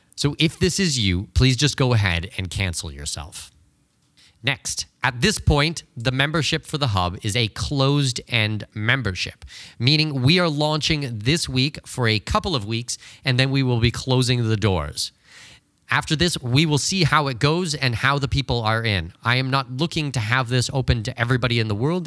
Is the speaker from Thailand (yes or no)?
no; Canada; moved away; Canada, which was just unbelievably worrying, my home country